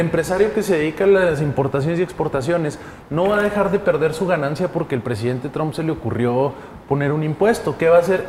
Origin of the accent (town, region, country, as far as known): Mexico